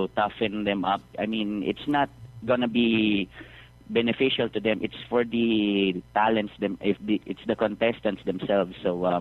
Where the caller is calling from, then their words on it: Manila, Metro Manila, Philippines; I'm calling from Manila, Philippines